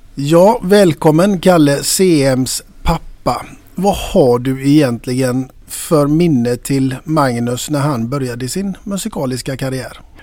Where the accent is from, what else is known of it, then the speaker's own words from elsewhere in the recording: Gothenburg, Västra Götaland, Sweden; både du och jag, vi kommer ifrån Västra Frölunda